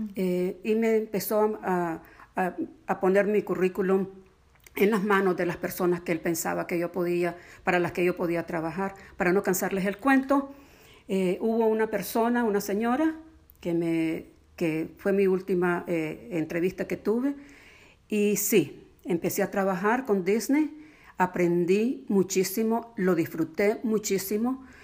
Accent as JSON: {"language": "Spanish", "country": "Nicaragua", "moved": "as an adult", "said": "llegamos de Nicaragua en 1979, salimos sencillamente porque la vida se hizo imposible allá"}